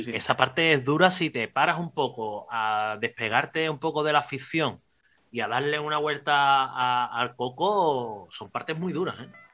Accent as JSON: {"language": "Spanish", "town": "Cádiz", "region": "Andalusia", "country": "Spain", "said": "el barco que va a Cádiz, que vienen aquí a, mi tierra"}